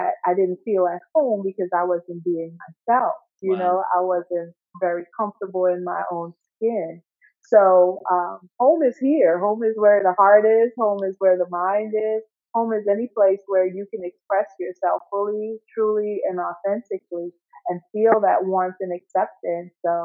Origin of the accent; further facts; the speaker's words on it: Guyana; now in United States; I'm living in the United States, but I was born in South America, in Guyana.